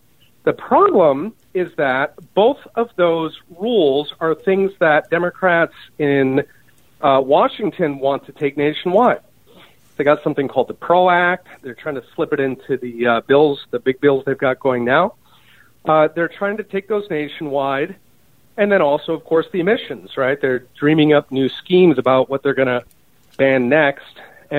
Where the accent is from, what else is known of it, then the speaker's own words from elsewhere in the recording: Germany; also born or lived in Japan / Taiwan; I grew up partly in West Germany and in Japan. That was way back when it had a West on the front.